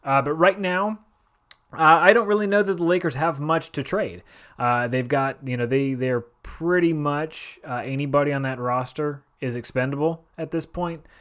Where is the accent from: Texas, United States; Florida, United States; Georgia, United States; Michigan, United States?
Florida, United States; Orlando; I'm from Orlando, and that place sucks.